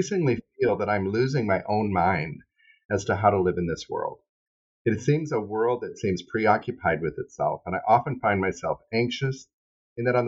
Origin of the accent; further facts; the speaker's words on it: Seattle, Washington, United States; we're both from Seattle